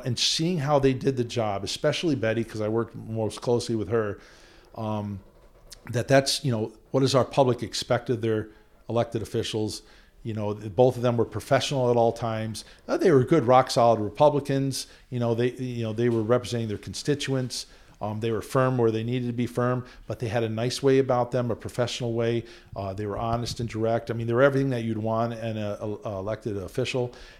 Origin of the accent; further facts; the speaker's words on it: Queensbury, New York, United States; also born or lived in Newport, Rhode Island / Potsdam, New York; I grew up in Queensbury and I went to school at Clarkson in Potsdam